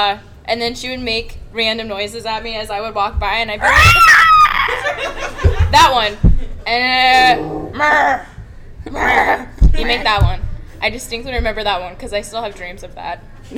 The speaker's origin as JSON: {"language": "English", "town": "Herington", "region": "Kansas", "country": "United States", "tie": "born or raised there", "moved": "as an adult", "lives_now": "Wichita, United States", "said": "I grew up in Harrington, Kansas."}